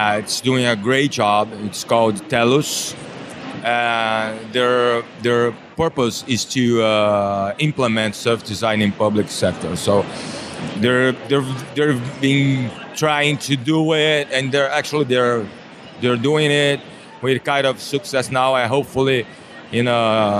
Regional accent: Brazil; I'm from Brazil. I have a service design agency in Brazil.

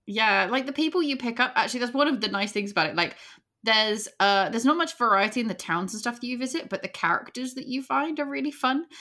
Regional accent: England, United Kingdom; we're English

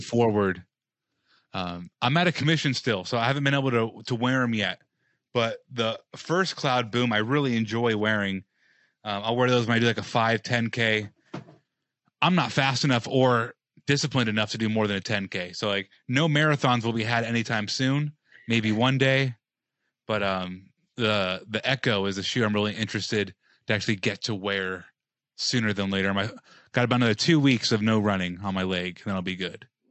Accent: Las Vegas, Nevada, United States; I'm from Vegas

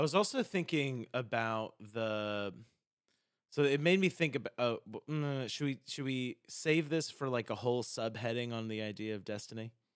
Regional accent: South Carolina, United States; I'm from South Carolina

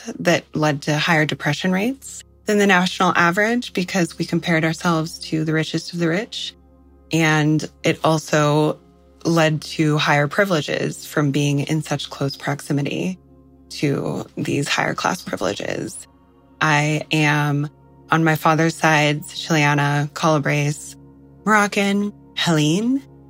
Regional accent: Red Cliff, Colorado, United States; I am from Red Cliff, Colorado, raised on Ute land.

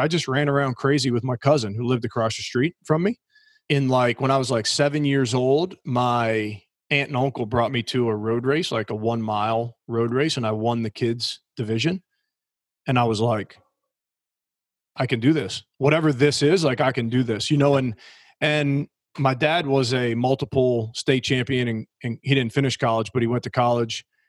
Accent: New Orleans, Louisiana, United States; I was just a normal blue collar kid growing up in New Orleans down in Southern Louisiana

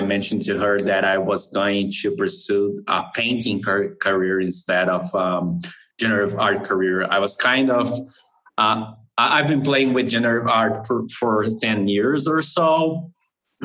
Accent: Brazil; I'm from Brazil.

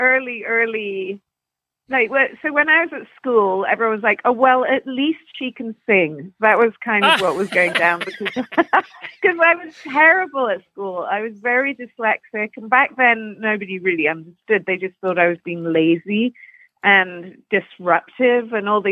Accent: London, United Kingdom; now in Canada; I grew up in Putney, which is just on the outskirts, kind of southwest London, and near Surrey

